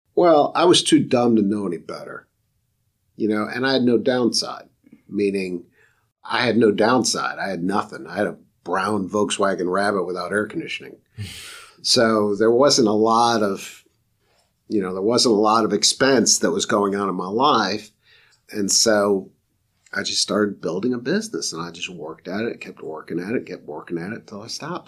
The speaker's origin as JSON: {"language": "English", "town": "Rochester", "region": "New York", "country": "United States", "moved": "as an adult", "lives_now": "Raleigh, United States", "said": "I'm from Rochester, New York, where the sun shines about three days a year"}